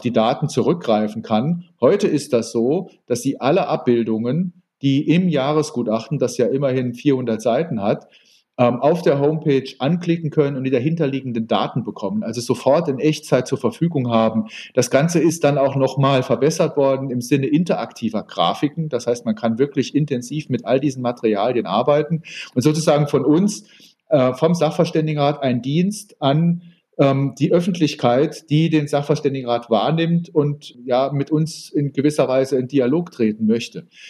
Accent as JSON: {"language": "German", "town": "Saarbrücken", "region": "Saarland", "country": "Germany", "tie": "born or raised there", "said": "Ich bin äh, in Saarbrücken geboren"}